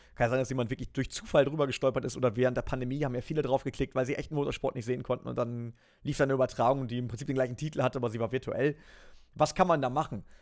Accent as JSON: {"language": "German", "country": "Germany", "tie": "born or raised there", "moved": "yes", "lives_now": "Nürburgring, Germany", "said": "ich bin an der Grenze aufgewachsen"}